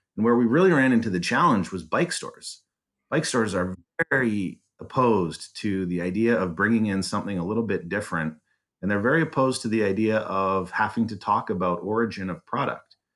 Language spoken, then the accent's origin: English; Calgary, Alberta, Canada; moved away as an adult; now in Detroit, United States; I was born in Calgary